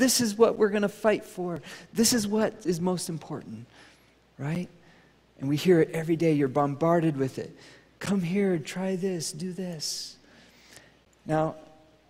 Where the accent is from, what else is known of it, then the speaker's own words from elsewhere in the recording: United States; I'm American